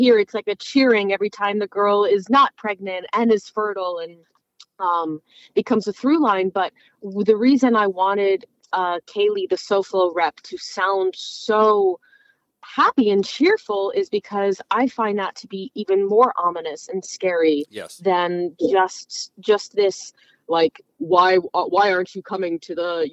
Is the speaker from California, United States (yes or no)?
no; South Florida, United States; I'm from South Florida